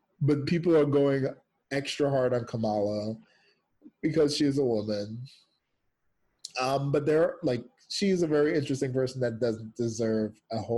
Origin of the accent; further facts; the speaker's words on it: United States; also born or lived in Jamaica; I am Jamaican raised in America